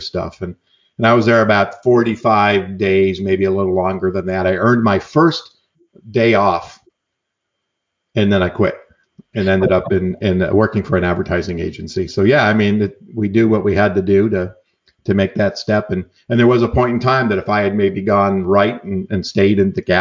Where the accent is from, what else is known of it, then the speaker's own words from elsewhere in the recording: New York, United States; moved away as an adult; now in California, United States; I'm an Italian from New York.